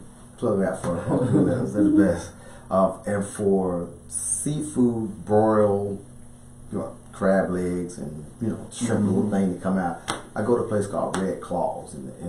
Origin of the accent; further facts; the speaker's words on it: Kentucky, United States; also born or lived in Dallas; I'm originally from Dallas, but I lived in Kentucky my formative years.